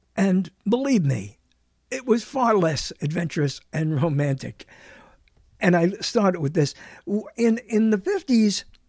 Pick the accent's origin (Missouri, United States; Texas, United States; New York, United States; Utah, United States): New York, United States; New York City; I was born in the bedroom of New York, which is what they called Brooklyn, New York